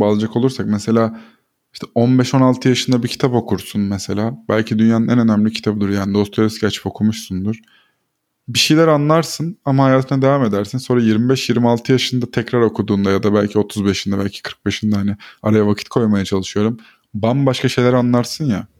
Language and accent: Turkish; Black Sea Region, Turkey; also born or lived in Ordu; now in Istanbul, Turkey; Karadenizliyim zaten